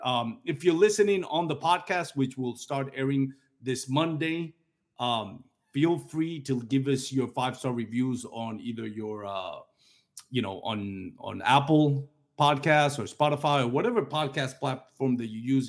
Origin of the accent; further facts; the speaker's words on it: Puerto Rico; I'm from Puerto Rico